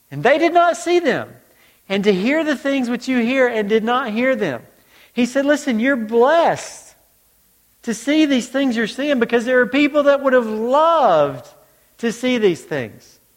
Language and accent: English; Georgia, United States; also born or lived in North Carolina; now in New York, United States; Now in New York, I know you're surprised now that I'm originally from Georgia, the accent's gone and everything, but, but I did. I grew up in Georgia, moved to North Carolina